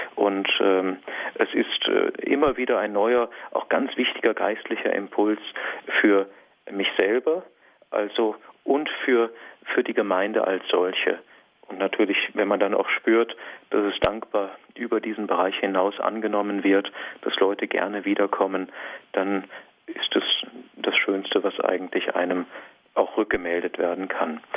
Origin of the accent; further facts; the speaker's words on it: Diocese of Feldkirch, Vorarlberg, Austria; moved away as an adult; Ich bin ja ursprünglich aus der Diözese Feldkirch kommend